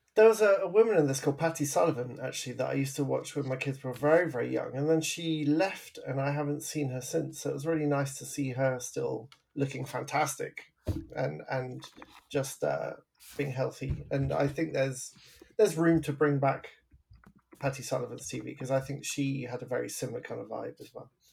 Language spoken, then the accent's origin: English; England, United Kingdom; now in Vancouver, Canada; I'm from England. I grew up in the 80s.